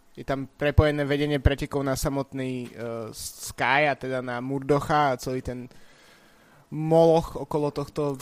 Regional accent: Bratislava, Bratislava Region, Slovakia; ja som tiež z Petržalky

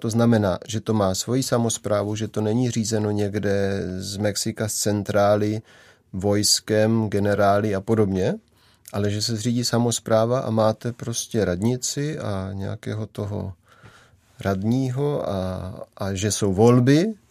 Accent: Moravia, Czechia; já jsem tady odtud, z Moravy

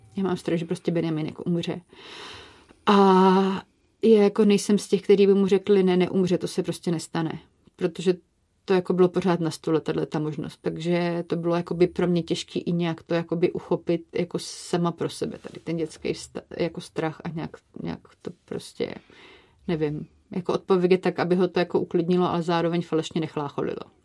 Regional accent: Brno, South Moravian Region, Czechia; my jsme z Brna

